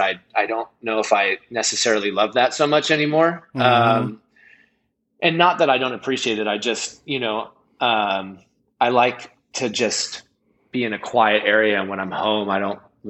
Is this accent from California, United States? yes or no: yes; Los Angeles, California, United States; I grew up in Venice